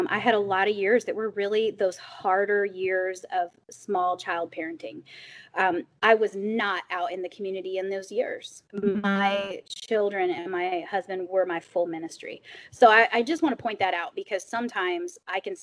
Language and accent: English; Springfield, Illinois, United States; moved away as an adult; also born or lived in Chicago suburbs, Illinois; now in Staunton, United States; I grew up in Springfield, Illinois.